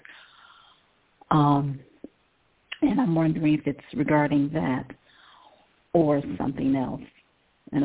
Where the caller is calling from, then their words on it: Ohio, United States; calling from Ohio.